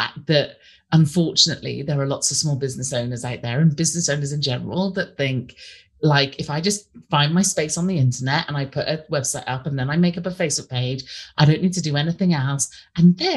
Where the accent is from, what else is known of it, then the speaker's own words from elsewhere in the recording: United Kingdom; we're British, we're obsessed